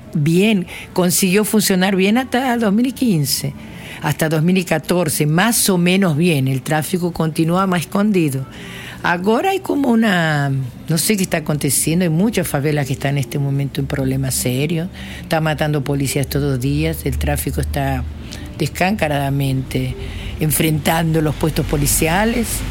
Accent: Argentina; moved away as an adult; now in Rio de Janeiro, Brazil; Vivo hace 31 años en Santa Teresa. Vine directo de Argentina para aquí. Sí, soy casi más brasilera que argentina

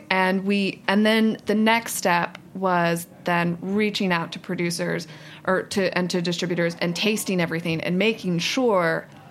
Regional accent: Cleveland, Ohio, United States; moved away as an adult; now in New York, United States; We grew up in Cleveland

